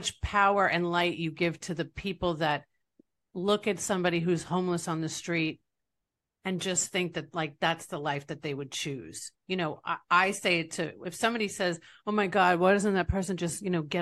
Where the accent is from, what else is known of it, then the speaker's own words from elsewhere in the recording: East Rockaway, New York, United States; now in Tampa Bay, United States; I'm from East Rockaway, Long Island, New York.